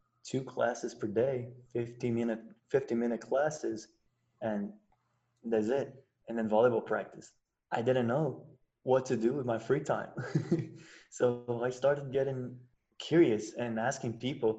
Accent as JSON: {"language": "English", "country": "Brazil", "also_born_or_lived": "United States", "said": "I'm from Brazil"}